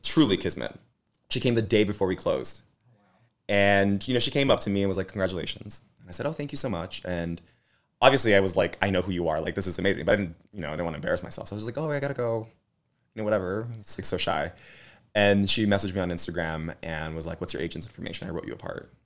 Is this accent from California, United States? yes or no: yes; Los Angeles, California, United States; I grew up in East L A, Boyle Heights